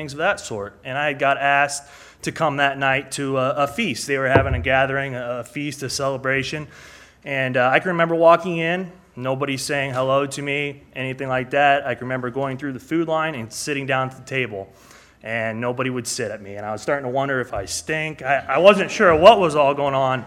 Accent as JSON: {"language": "English", "region": "Iowa", "country": "United States", "tie": "born or raised there", "moved": "as an adult", "lives_now": "Kansas City, United States", "said": "Born and raised in Iowa, I've been living in Kansas City for almost 6 years now"}